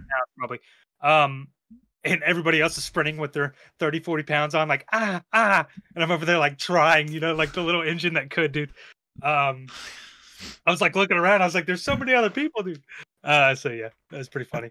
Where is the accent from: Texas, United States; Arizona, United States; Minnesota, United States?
Texas, United States; now in New York, United States; I'm from Texas